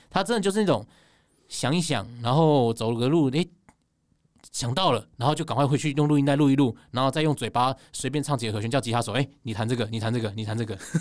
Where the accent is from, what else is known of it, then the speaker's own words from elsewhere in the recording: Taipei, Taiwan; 我是台北人